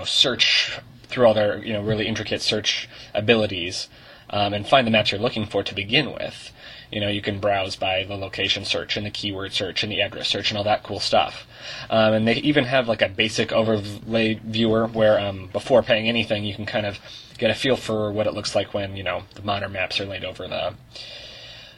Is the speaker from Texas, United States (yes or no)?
no; Portland, Oregon, United States; I'm from Portland, Oregon.